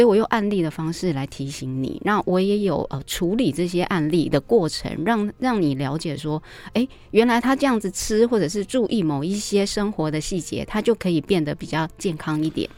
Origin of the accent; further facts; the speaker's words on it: Taiwan; 我们台湾人